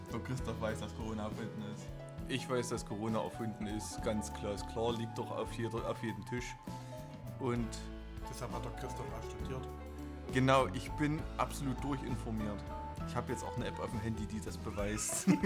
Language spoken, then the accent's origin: German; Bad Reichenhall, Bavaria, Germany; ich komme doch nicht aus Bernstein, meine Güte. Ich komme aus Bad Reichenhall.